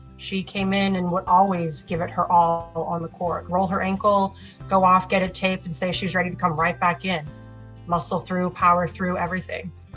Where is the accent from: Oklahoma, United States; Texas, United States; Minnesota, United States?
Oklahoma, United States; Oklahoma City; I'm from Oklahoma City, Oklahoma